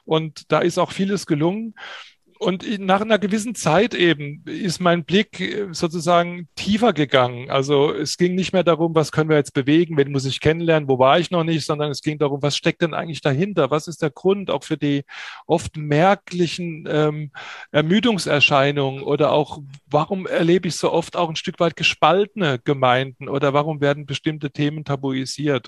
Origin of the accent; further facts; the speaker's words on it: Pirmasens, Rhineland-Palatinate, Germany; also born or lived in Kassel; now in Germersheim, Germany; 1962 geboren in Pirmasens in der schönen Pfalz, in der Westpfalz. Äh, dort habe ich meine Jugendsozialisation gebracht, verbracht